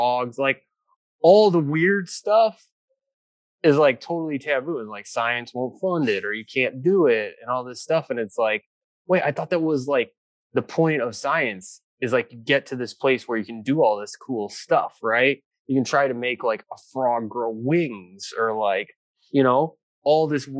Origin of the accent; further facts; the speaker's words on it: Valparaiso, Indiana, United States; I grew up in Valparaiso